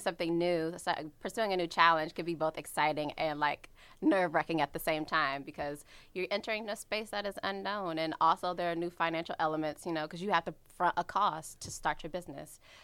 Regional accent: Washington, District of Columbia, United States; I'm from the Washington, D C area

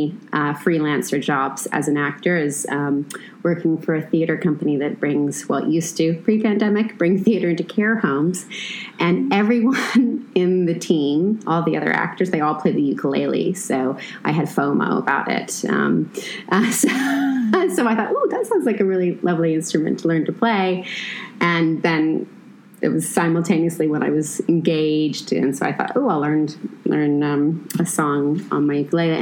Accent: Los Angeles, California, United States; moved away as an adult; also born or lived in United Kingdom; now in Israel; I grew up in Los Angeles

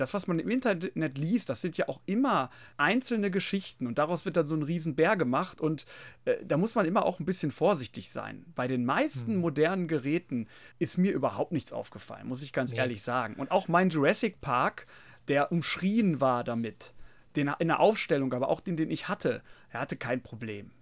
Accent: Germany; wir Deutschen

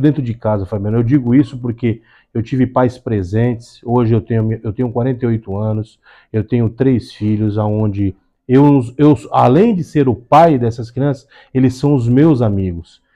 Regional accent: Brazil; Eu sou nascido e criado aqui na Zona Noroeste

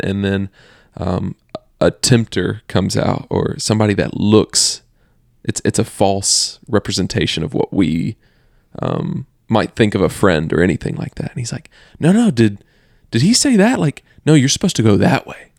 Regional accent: the South, United States; growing up in the South for both of us, the Bible Belt is what they call it

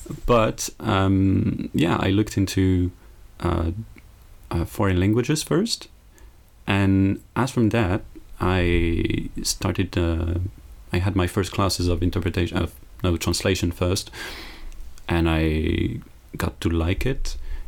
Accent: north of France, France; also born or lived in Metz; I come from France. I was born in the east of France, in Metz. Then I grew up in various cities, but mostly from the north of France.

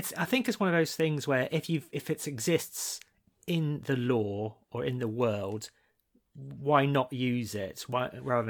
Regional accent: Malaysia; I come from Malaysia.

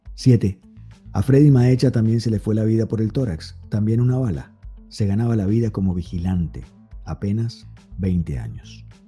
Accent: Colombia; yo soy colombiano

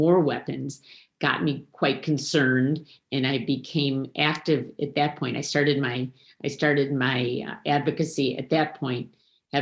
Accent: Detroit, Michigan, United States; also born or lived in Chicago area; now in Minneapolis, United States; in the suburbs of Detroit, Michigan, where I'm originally from

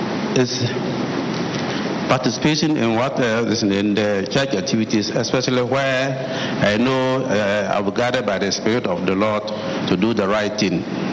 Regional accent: Ghana; I come from Ghana.

